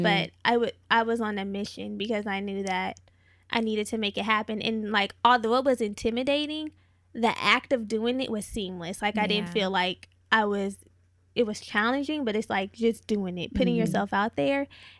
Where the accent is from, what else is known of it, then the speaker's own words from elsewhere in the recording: California, United States; now in Los Angeles, United States; Like, okay, so before I moved to LA, because I'm not from here, I'm from the Bay Area. I've been living here for a while now.